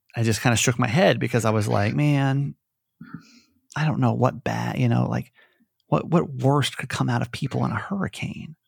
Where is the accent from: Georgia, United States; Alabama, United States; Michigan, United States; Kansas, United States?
Georgia, United States; I grew up in Georgia, right? Conservative